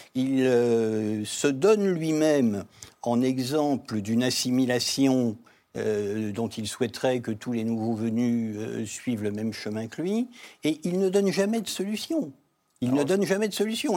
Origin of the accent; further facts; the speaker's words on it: France; en tant que Français et en tant que Juif